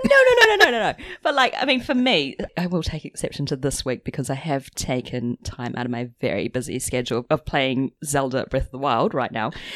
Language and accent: English; New Zealand; now in London, United Kingdom; we're both from New Zealand, but living in London away from family